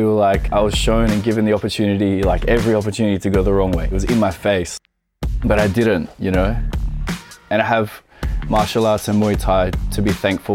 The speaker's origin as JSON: {"language": "English", "town": "Sydney", "region": "New South Wales", "country": "Australia", "tie": "born or raised there", "said": "I was born in Sydney, and I grew up in an area called Maroubra Beach."}